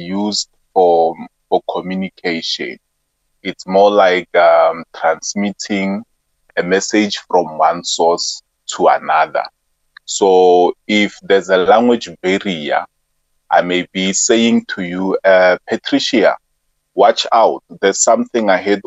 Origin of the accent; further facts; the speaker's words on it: Soshanguve, Gauteng, South Africa; I'm from Sosha